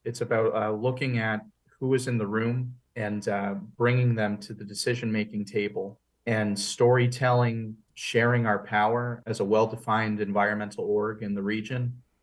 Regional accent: West Hartford, Connecticut, United States; I grew up in West Hartford

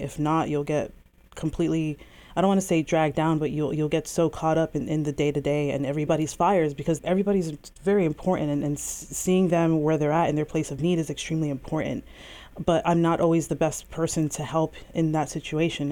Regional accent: Bethlehem, Pennsylvania, United States; also born or lived in Virginia / Hawaii; I was born and raised on the South Side

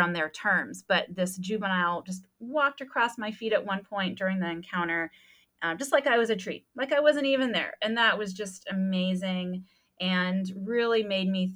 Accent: Des Moines, Iowa, United States; moved away; I grew up in Des Moines, Iowa

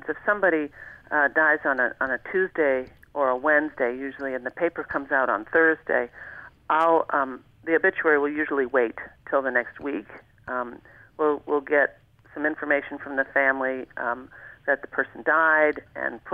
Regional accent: Long Island, New York, United States; moved away as an adult; now in Alaska, United States; that's where I grew up

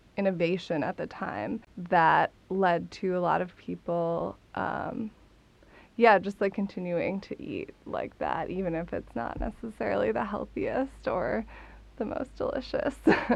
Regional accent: Minnesota, United States; I'm from Minnesota. Both my parents are from Minnesota. My dad and his Italian side were born in LA, but he moved to Minnesota as a youth.

